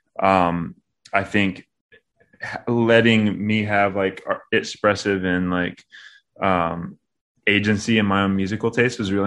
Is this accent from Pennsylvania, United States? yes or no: no; Knoxville, Tennessee, United States; accent: country; also born or lived in Long Beach, California / Crossville, Tennessee; now in Nashville, United States; I like grew up most of like my adolescence in around Knoxville.